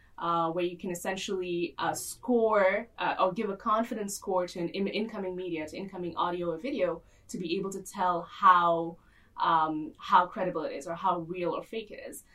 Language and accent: English; Dubai, United Arab Emirates; also born or lived in Boston; I grew up here in Dubai and moved momentarily to Boston, where I studied. And then I moved back here